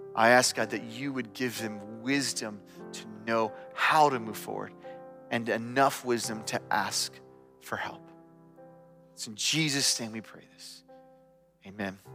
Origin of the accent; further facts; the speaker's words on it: United States; growing up in America